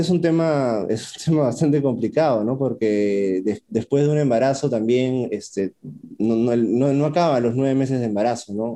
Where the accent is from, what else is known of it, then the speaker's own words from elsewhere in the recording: Huancavelica, Peru; soy atleta de Huancabelica